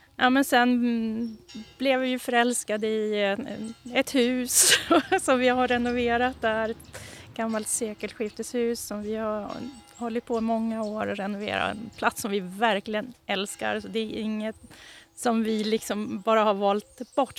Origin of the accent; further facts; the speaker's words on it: Boden, Norrbotten County, Sweden; moved away as an adult; also born or lived in Ås, Östersund, Jämtland / Umeå; Jag är uppifrån eh, Boden, utanför Boden, en liten by som heter Vittjärv